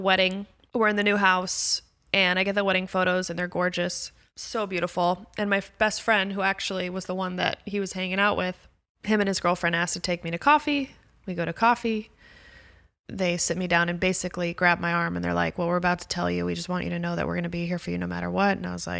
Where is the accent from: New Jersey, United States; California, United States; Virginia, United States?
California, United States; Calabasas; I'm very sheltered. I grew up in Calabasas.